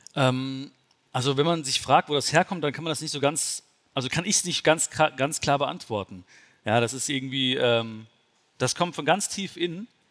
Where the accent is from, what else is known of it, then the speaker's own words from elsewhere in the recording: Germany; also born or lived in India (ancestry); Bin ich jetzt der Deutsche in Indien oder der Inder in Deutschland?